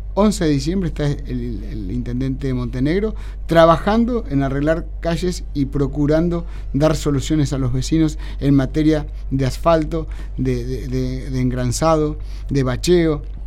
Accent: Carlos Casares, Buenos Aires Province, Argentina; now in Mar del Plata, Argentina; mi pueblo, en Carlos Casares

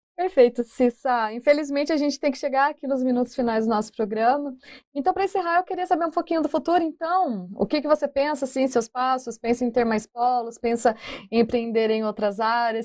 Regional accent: Ibaiti, Paraná, Brazil; Jacarezinho, perto da minha cidade, lá de onde eu sou, Ibaiti.

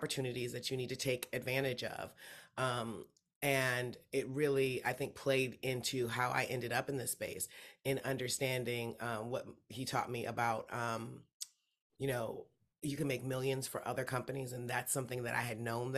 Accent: Detroit, Michigan, United States; also born or lived in Grand Rapids, Michigan; I was born in literally in Detroit on the west side. And I lived there until I was 10. And then I moved up to Grand Rapids in Michigan.

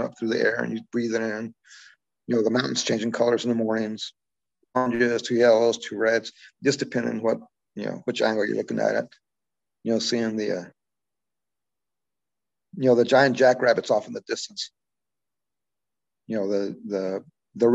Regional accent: Alpine, Texas, United States; now in Lincoln, United States; I'm from Alpine, Texas. It's about 80 miles from the border

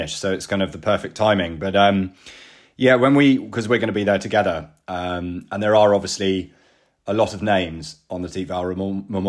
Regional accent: London, United Kingdom; I'm a Londoner

